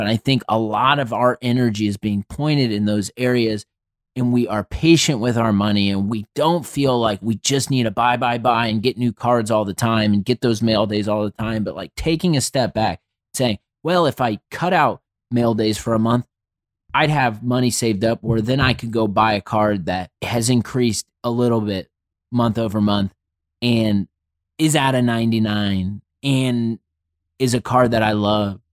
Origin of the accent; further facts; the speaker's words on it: Indianapolis, Indiana, United States; I grew up in Indianapolis. I've lived here my entire life